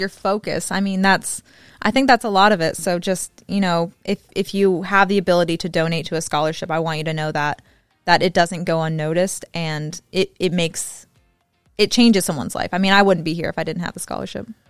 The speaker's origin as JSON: {"language": "English", "region": "the South", "country": "United States", "said": "I'm from the South, so I talk real fast."}